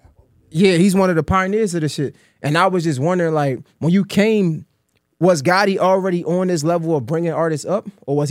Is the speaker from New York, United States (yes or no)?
no; Baltimore, Maryland, United States; I'm from Baltimore, and every time I get a chance, I talk about my city.